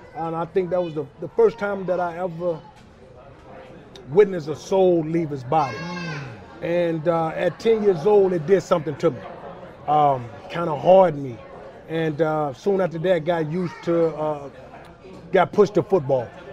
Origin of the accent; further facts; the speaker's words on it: Charlotte, North Carolina, United States; I grew up in West Charlotte